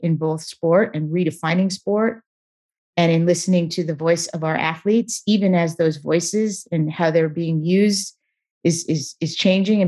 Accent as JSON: {"language": "English", "town": "Beaverton", "region": "Oregon", "country": "United States", "tie": "born or raised there", "also_born_or_lived": "Portland, Oregon", "said": "I actually grew up, not just in Portland, but I grew up in Beaverton, Oregon, less than a mile from where Nike is headquartered"}